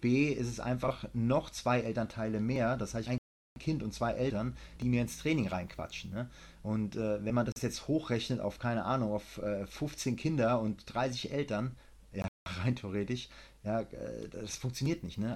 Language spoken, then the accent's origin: German; Germany; now in Thailand; Wir Deutsche klingen auch lustig, wenn wir Englisch sprechen